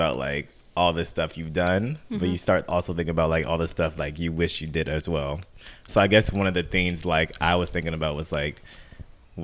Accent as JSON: {"language": "English", "region": "Maryland", "country": "United States", "said": "I'm from Maryland"}